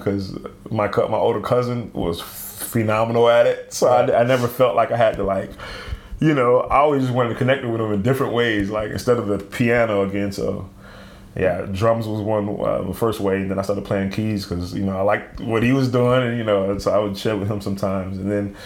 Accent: Selbyville, Delaware, United States; also born or lived in New Castle, Delaware; I grew up in Delaware

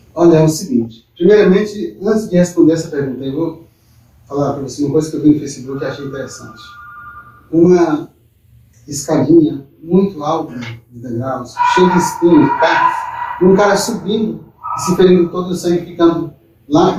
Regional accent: Joselândia, Maranhão, Brazil; nasci em Altamira, uma pequena cidade do estado do Maranhão, perto de Triunfo Freire, aquela coisa mas eu, eu me criei mesmo em Josalândia, na cidade que eu pertenço hoje. Josalândia, Maranhão

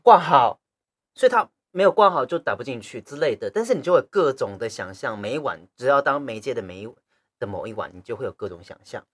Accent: Taichung, Taiwan; also born or lived in Chiayi, Taiwan; 我是嘉义人，我嘉义出生的，然后哦。国小那一年我要搬到台中

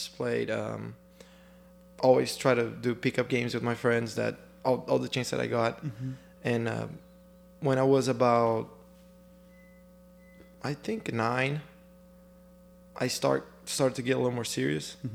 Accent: São Paulo, Brazil; moved away as an adult; now in Oklahoma City, United States; I was born and raised in Brazil. Moved to the U.S. when I was

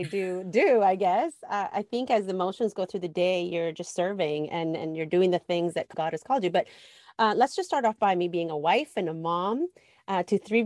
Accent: Guatemala; Culturally, I'm Latina. I was born in Guatemala.

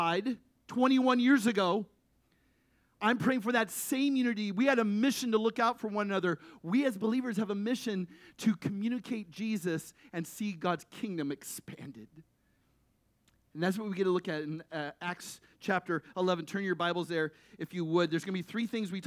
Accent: United States; the unity we showed as American people

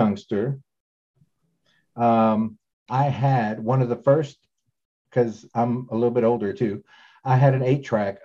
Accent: Texas, United States; I grew up in Texas, and I was part of a youth group

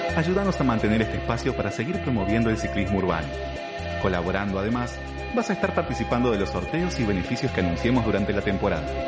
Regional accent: Argentina; somos Argentina

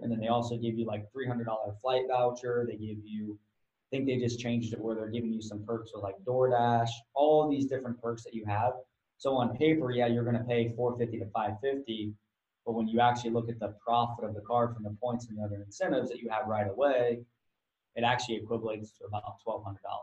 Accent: Ohio, United States; I'm from Ohio

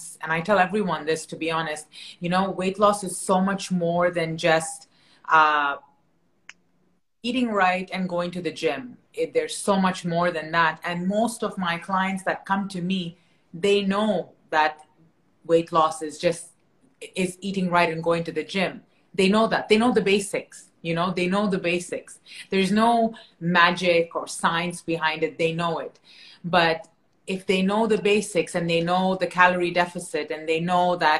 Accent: Canada; moved away; I'm originally from Canada

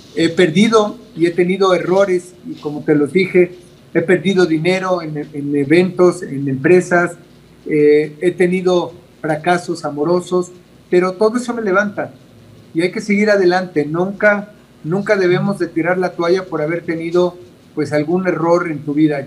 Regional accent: Mexico City, Mexico; yo vengo de una familia de escasos recursos yo nací en Iztapalapa eh, y, no fue fácil. Eh, yo fui a escuelas de gobierno

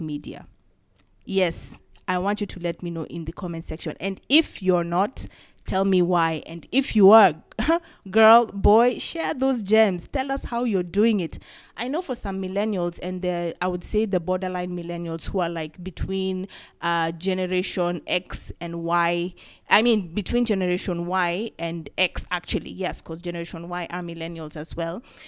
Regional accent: Kenya; As a Kenyan and as a creative

